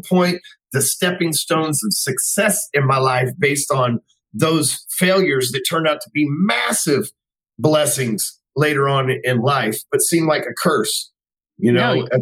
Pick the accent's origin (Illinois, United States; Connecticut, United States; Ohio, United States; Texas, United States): Texas, United States; Dallas; I grew up in Dallas, Texas my whole life, still live here.